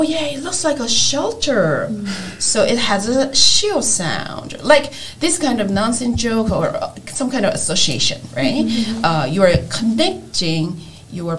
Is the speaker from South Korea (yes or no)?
yes; South Korea; English is a second language; moved away as an adult; now in United States; I grew up in Korea, so I had to go through the education system in Korea